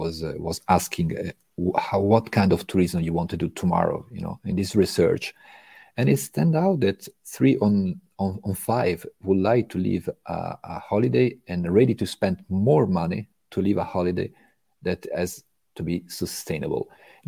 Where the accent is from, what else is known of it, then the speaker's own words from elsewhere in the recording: Italy; English is a second language; moved away as an adult; now in France; And I'm coming actually from Italy. It's almost 22 years that I am right now in France.